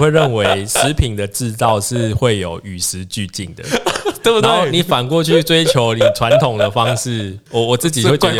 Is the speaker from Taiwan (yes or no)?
yes; Taiwan; 我们会想想讲说为台湾人做的，就是我们台湾人做的。